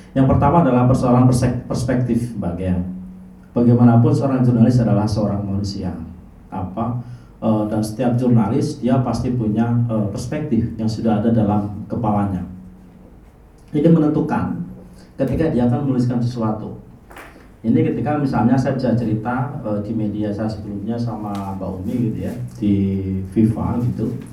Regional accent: Bogor, West Java, Indonesia; saya … sebagai orang Bogor saya juga ingin ikut bicara gitu

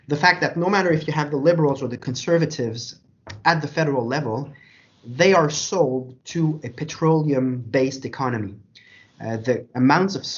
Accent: Quebec, Canada

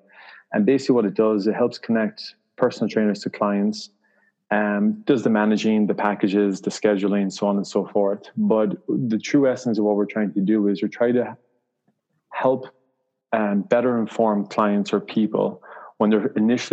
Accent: Ireland; moved away; I'm from Ireland originally.

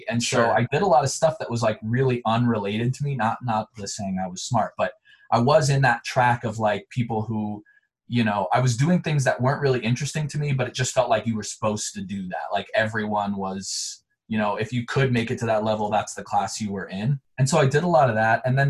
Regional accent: Montrose, Colorado, United States; also born or lived in Chicago area, Illinois; I was actually born in a small town right outside of Chicago, and I moved to another small town in Colorado called Montrose, which is where I grew up and went to high school

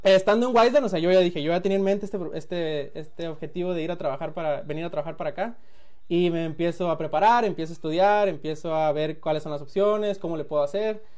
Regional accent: Culiacán, Sinaloa, Mexico; moved away as an adult; also born or lived in Colima / Guadalajara; now in United States; soy de Culiacán. Ahí nací, ahí viví hasta los 22, ahorita tengo 29.

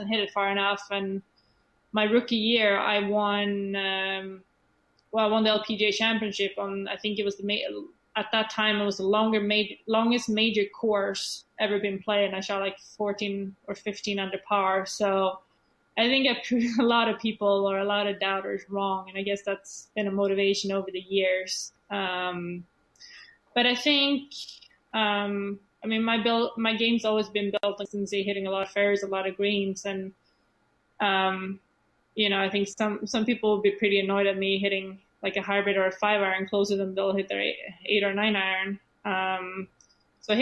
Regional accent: Sweden; English is a second language; moved away as an adult; Swedish people in general, we don't like to be different

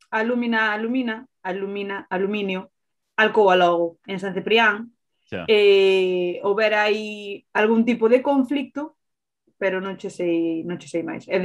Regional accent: Burela, Galicia, Spain; nacín aquí

